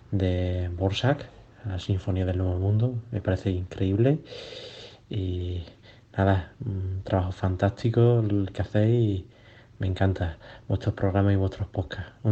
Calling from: Córdoba, Andalusia, Spain; de Córdoba

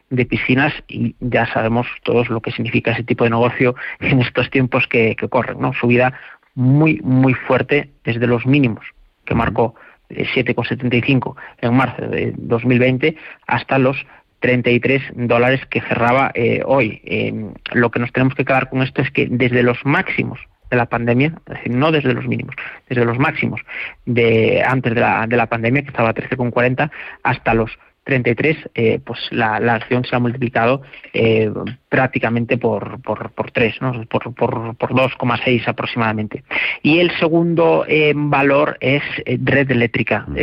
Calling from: Alcalá de Henares, Community of Madrid, Spain; de Alcalá de Henares.

